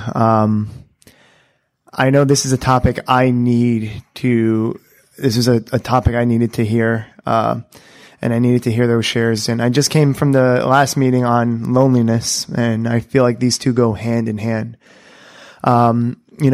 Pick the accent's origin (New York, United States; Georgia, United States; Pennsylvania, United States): New York, United States; New York City; I'm from Brooklyn